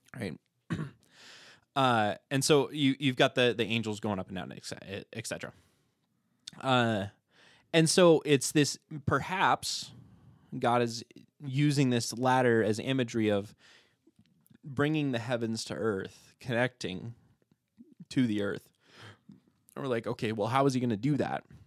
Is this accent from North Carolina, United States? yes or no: no; Hagerman, Idaho, United States; born or raised there